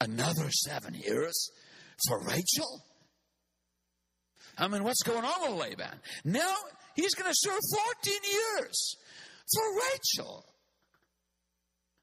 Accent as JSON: {"language": "English", "country": "South Africa", "said": "I come from Africa. I come from the southern tip of Africa"}